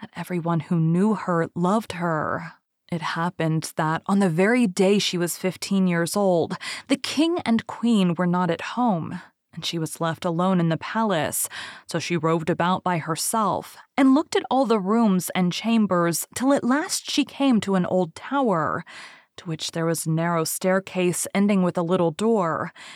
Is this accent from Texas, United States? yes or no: yes; Texas, United States; I'm from Texas and I can't even do a good Southern accent